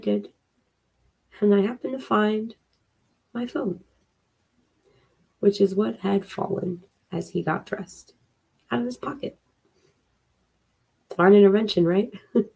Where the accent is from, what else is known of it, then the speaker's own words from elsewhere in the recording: Philadelphia, Pennsylvania, United States; I'm from Philly